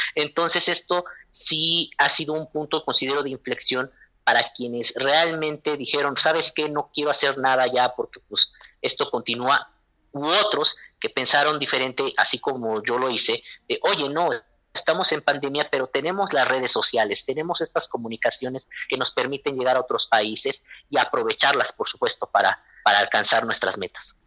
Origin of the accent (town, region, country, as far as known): Mexico